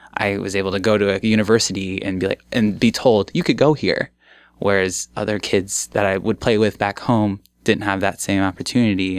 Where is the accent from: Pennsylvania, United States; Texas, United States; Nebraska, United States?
Nebraska, United States; Omaha; also born or lived in Bellevue, Nebraska; I left my childhood home behind after 13 years